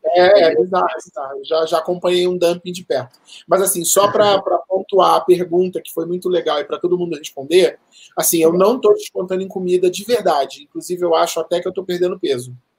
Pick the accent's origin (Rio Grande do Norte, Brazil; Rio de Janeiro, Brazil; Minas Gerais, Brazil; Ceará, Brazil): Rio de Janeiro, Brazil; moved away as an adult; now in São Paulo, Brazil; Eu sempre morei, né, a, a, vida quase toda no Rio de Janeiro. 2007, 2008 eu morei aqui, mas fora isso e agora eu morei a minha vida toda no Rio de Janeiro.